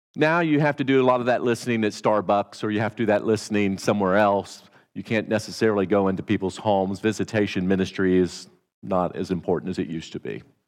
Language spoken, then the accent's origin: English; Indiana, United States; accent: Hoosier twang; moved away; I'm not a Texan. I'm from Indiana. Not many people claim to be from Indiana. And I have a Hoosier twang